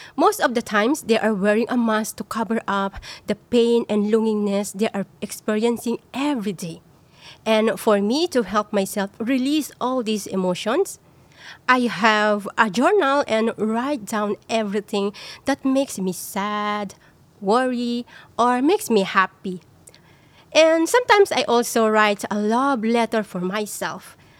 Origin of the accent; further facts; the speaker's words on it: Philippines; moved away as an adult; now in Singapore; I'm from the Philippines and a foreign domestic workers for 10 years here in Singapore